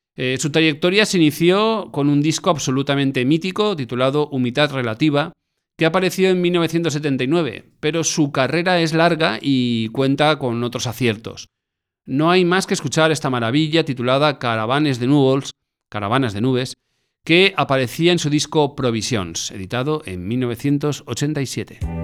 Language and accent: Spanish; Valencian Community, Spain; en mi tierra, el pop que se hace en Valencia